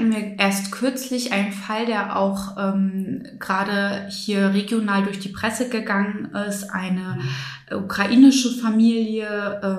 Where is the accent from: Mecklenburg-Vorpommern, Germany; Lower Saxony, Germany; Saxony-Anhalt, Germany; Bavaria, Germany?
Mecklenburg-Vorpommern, Germany; Schwerin; moved away as an adult; Ja, ich bin in Schwerin aufgewachsen.